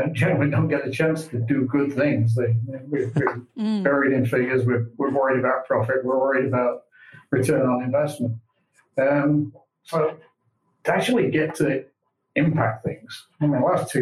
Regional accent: England, United Kingdom; moved away as an adult; also born or lived in Milwaukee, United States / Colorado, United States; now in Richmond, Missouri, United States; I'm really not from around here. I was born in the UK. I'm English. I moved to the US about 23 years ago.

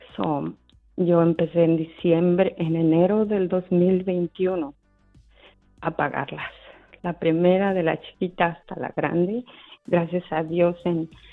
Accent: Mexico City, Mexico; moved away; Estoy de la Ciudad de México.

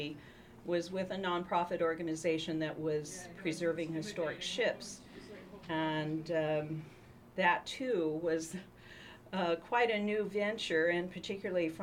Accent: Tri-Cities, Washington, United States; I was raised in the Tri-Cities in a small town

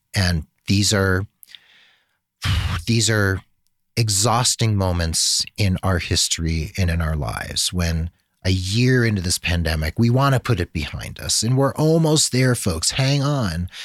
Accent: United States; also born or lived in Santa Fe, New Mexico; we privileged, spoiled Americans

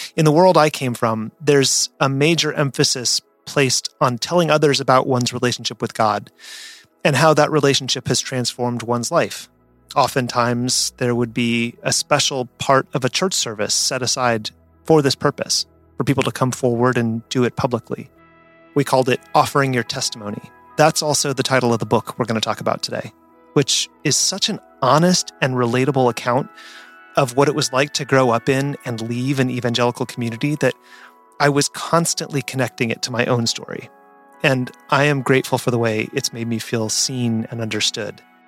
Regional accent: rural Nevada, United States; I grew up in Nevada, rural

